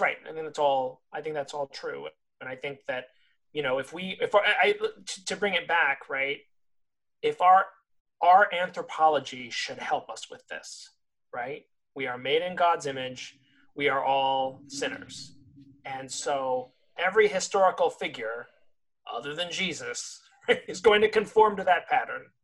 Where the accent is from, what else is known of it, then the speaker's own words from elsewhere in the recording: California, United States; growing up in California